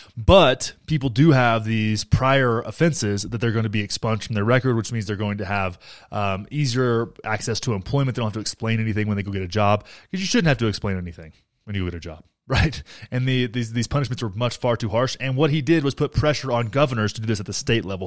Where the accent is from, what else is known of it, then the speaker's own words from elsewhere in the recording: Graham, Texas, United States; moved away; my hometown of Graham, Texas